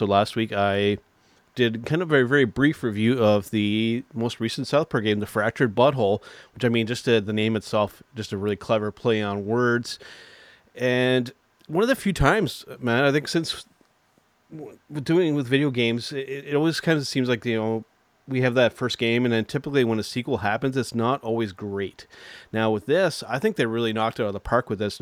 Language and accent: English; Canada; as a Canadian